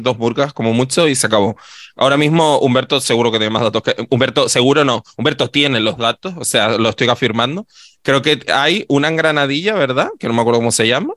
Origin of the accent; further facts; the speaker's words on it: Adeje, Canary Islands, Spain; yo no soy del Cardonal, amor, yo soy de Adeje